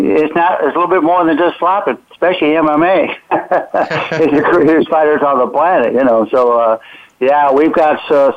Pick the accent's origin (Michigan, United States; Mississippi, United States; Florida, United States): Florida, United States; Pensacola; born there; also born or lived in Alabama / Georgia / North Carolina / South Carolina; I'm from the South, Eric. I was born in Pensacola, Florida. I lived in Alabama, Georgia, North Carolina, South Carolina, and all those places.